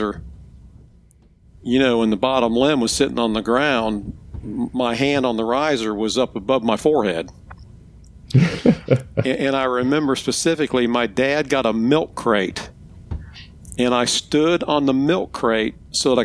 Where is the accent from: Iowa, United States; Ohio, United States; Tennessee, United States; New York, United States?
Ohio, United States; moved away as an adult; also born or lived in Piedmont, South Carolina; now in South Carolina, United States; I was born and raised in Ohio